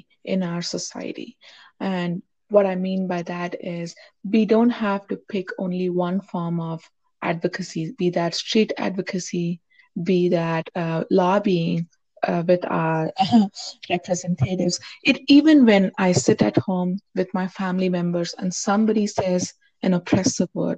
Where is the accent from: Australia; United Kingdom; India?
India; moved away as an adult; now in United States; I grew up in India. That's where I was born. That's where I got my, until high school, I was there. And then I came to the U.S. for my higher education.